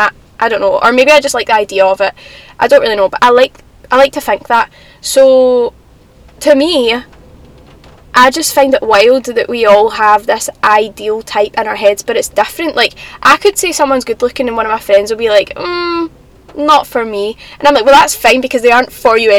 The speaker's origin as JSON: {"language": "English", "town": "Glasgow", "region": "Scotland", "country": "United Kingdom", "accent": "Glasgow", "said": "I quite like my accent. Sometimes I don't, right? Because sometimes I just think we sound a bit blunt. Like, I don't know, like, the Glasgow accent's a bit, I don't know if I like it or not, right?"}